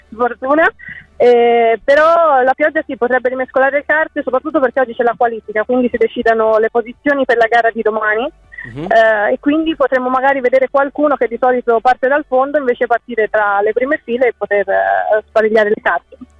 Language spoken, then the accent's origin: Italian; Pistoia, Tuscany, Italy; moved away as an adult; now in Bologna, Italy; sono di Pistoia, in ah, Toscana, ah. eh, però studio a Bologna